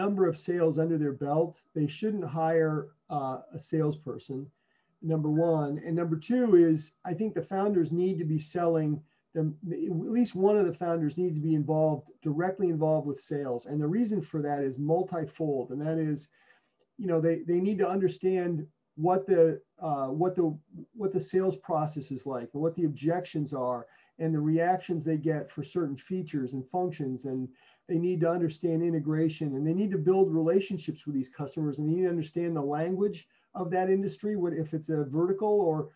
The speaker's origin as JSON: {"language": "English", "region": "California", "country": "United States", "tie": "born or raised there", "also_born_or_lived": "Philadelphia, Pennsylvania / New Jersey", "moved": "yes", "lives_now": "Baltimore, United States", "said": "I was born in Philly, but I grew up in California and then relocated to the East Coast a long time ago, up in New Jersey, and then migrated down to Baltimore about 10 years ago"}